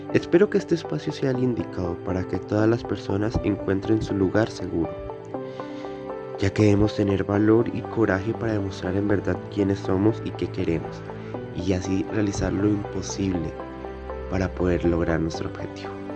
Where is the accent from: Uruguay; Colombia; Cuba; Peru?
Colombia; Soy un adolescente colombiano